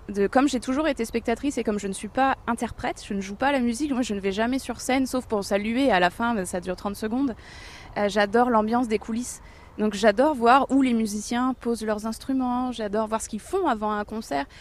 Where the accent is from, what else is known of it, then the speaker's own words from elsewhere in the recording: Amiens, Hauts-de-France, France; moved away as an adult; j'ai eu de la chance de grandir dans cette ville